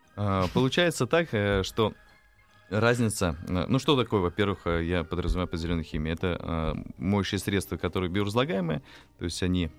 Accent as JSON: {"language": "Russian", "town": "Nizhny Novgorod", "region": "Nizhny Novgorod Oblast", "country": "Russia", "tie": "born or raised there", "said": "Э, я родом из Нижнего Новгорода."}